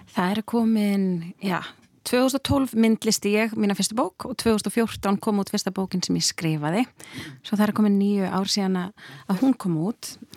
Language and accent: Icelandic; Hafnarfjörður, Capital Region, Iceland; heimabæin minn Hafnafjörð